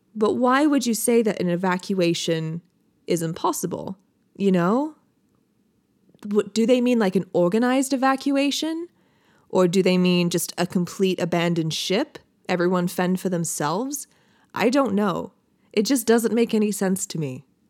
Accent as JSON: {"language": "English", "region": "Michigan", "country": "United States", "tie": "born or raised there", "said": "I grew up in Michigan"}